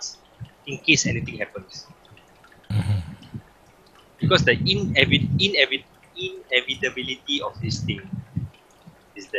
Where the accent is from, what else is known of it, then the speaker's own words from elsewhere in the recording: Singapore; I'm a Singaporean